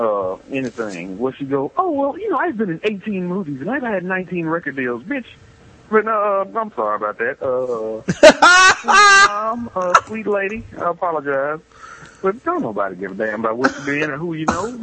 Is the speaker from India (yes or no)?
no; Canada; I'm from Canada